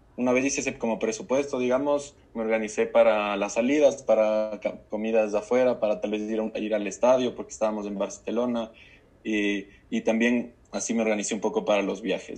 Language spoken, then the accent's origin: Spanish; Ecuador; also born or lived in United States; acá como ecuatoriano